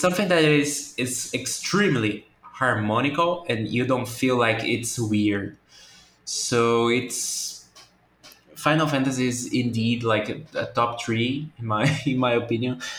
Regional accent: Brazil; English is a second language; I'm from Brazil. English is not my first language

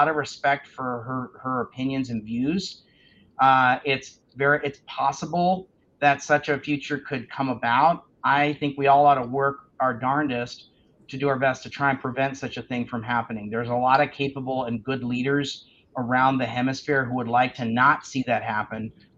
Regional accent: United States; I'm embarrassed as an American.

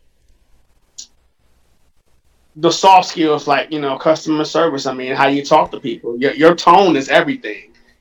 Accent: Cleveland, Ohio, United States; we're from Cleveland

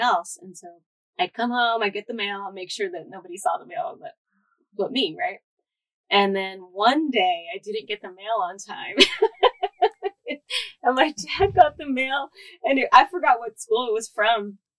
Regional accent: San Jose, California, United States; moved away as an adult; also born or lived in San Luis Obispo; now in Los Angeles, United States; I grew up in Eastside San Jose.

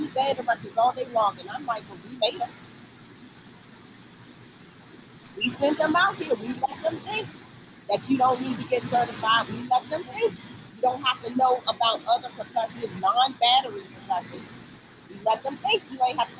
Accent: Washington, District of Columbia, United States; I'm from Southeast DC

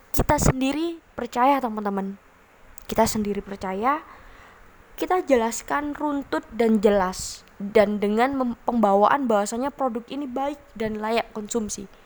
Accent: Surabaya, East Java, Indonesia; saya pernah melihat di kota saya di Surabaya

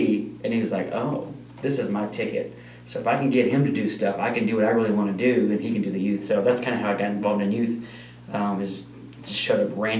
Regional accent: Odessa, Texas, United States; moved away; I'm from Odessa

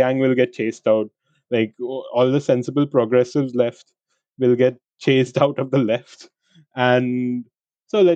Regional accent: India; I'm an Indian who wanted to go there for an MBA

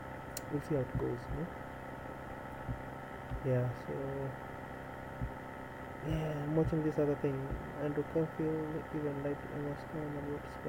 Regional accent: Nairobi, Kenya; I was born and raised in Nairobi. It's actually the capital.

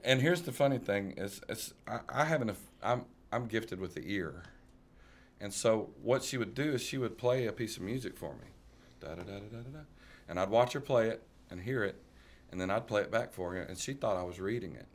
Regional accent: Burlison, Tennessee, United States; I was raised in Burleson, Tennessee from about six months old all the way up.

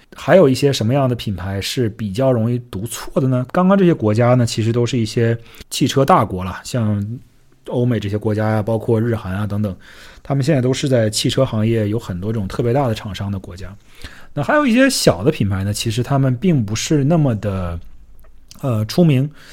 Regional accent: Northeast China, China; 我是北方东北长大的小孩

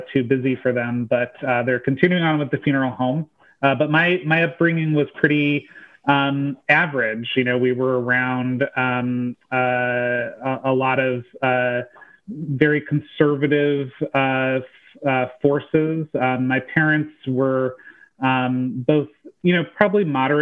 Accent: Van Wert, Ohio, United States; moved away; So I grew up in rural Ohio. So I'm originally from the Buckeye State, and I grew up in this really small town called Van Wert

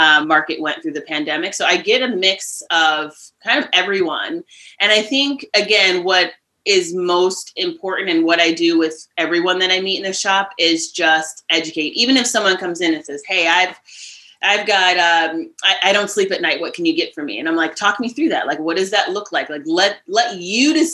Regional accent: Cleveland, Ohio, United States; also born or lived in Philadelphia / New York City; now in Catskills, United States; I grew up outside of Cleveland, Ohio

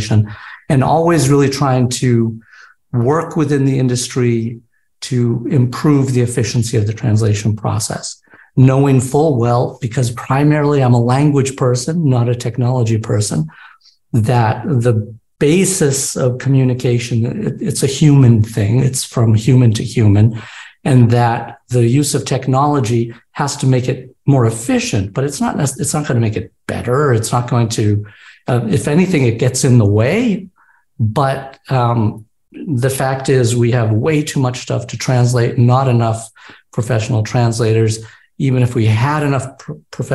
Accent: New England, United States; I grew up in New England

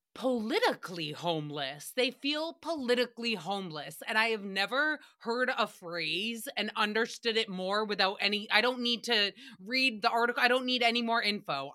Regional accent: United States; as a American society

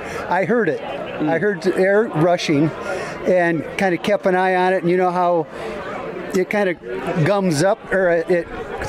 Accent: Des Moines, Iowa, United States; from Des Moines, Iowa.

